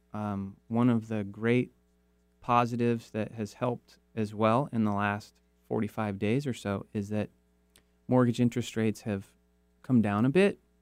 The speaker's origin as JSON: {"language": "English", "town": "Kirkland", "region": "Washington", "country": "United States", "tie": "born or raised there", "also_born_or_lived": "Seattle", "said": "I grew up in Kirkland"}